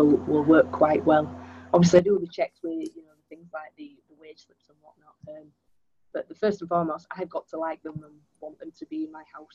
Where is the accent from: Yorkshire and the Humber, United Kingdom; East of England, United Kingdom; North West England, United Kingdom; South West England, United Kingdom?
Yorkshire and the Humber, United Kingdom; Leeds; I am born and raised in Leeds, and because I've lived in this area all my life, even went to university here